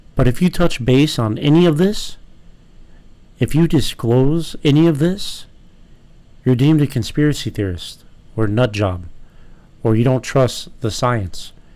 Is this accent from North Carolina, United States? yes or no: no; San Diego, California, United States; as someone that was born and raised in California